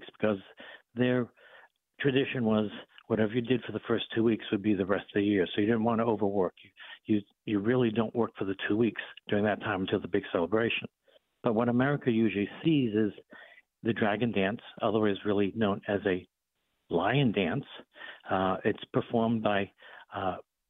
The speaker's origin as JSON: {"language": "English", "town": "Boston", "region": "Massachusetts", "country": "United States", "accent": "Boston", "said": "my Boston accent"}